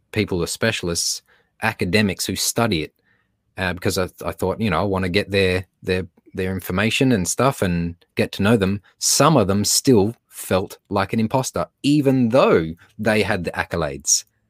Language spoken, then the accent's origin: English; Australia; accent: Australian; now in Los Angeles, United States